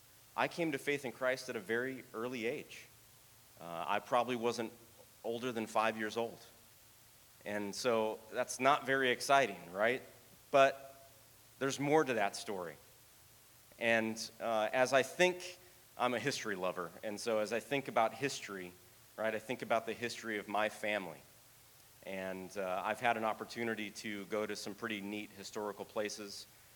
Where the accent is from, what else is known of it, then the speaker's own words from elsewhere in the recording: Oxnard, California, United States; I ended up growing up in Oxnard